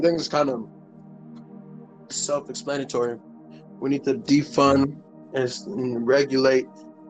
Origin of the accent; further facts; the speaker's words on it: Ohio, United States; I'm from Ohio, in America.